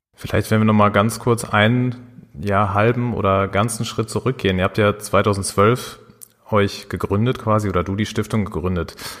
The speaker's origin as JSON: {"language": "German", "town": "Dortmund", "region": "North Rhine-Westphalia", "country": "Germany", "said": "als Dortmunder Jungs, wir beide"}